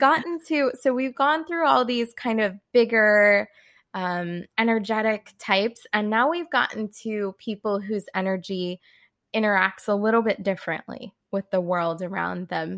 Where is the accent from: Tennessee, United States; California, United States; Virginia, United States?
California, United States; moved away as an adult; also born or lived in Boston; I'm from California originally. I grew up kind of around those spiritual hippie vibes